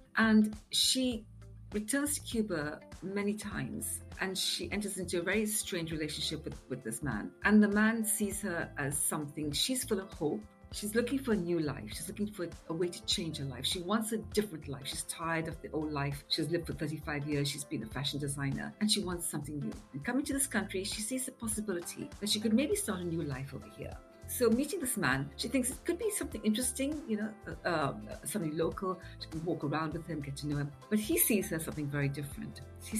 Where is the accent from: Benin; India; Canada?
India; now in United Kingdom; So I'm originally from India, of what I'd say Eurasian parents, not Anglo-Indian, because Anglo-Indian normally means half Indian, half English, and I'm definitely mixed European with some Indian. But I came to England a very long time ago with my family